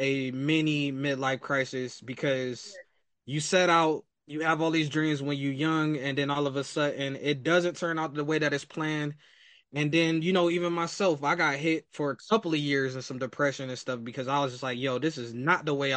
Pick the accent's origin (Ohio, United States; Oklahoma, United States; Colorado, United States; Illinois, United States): Ohio, United States; Akron; we are both from Akron, Ohio